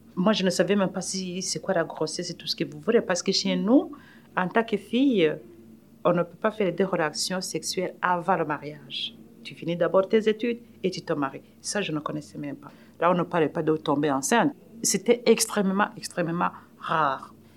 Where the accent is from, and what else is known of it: Burundi; accent: African; French is a second language; moved away as an adult; now in Canada